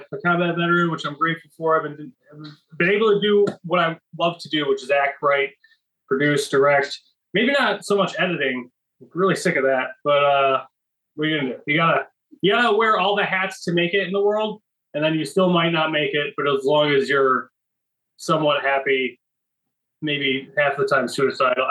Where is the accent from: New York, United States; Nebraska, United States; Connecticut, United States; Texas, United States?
New York, United States; Buffalo; moved away; I'm originally from Buffalo, New York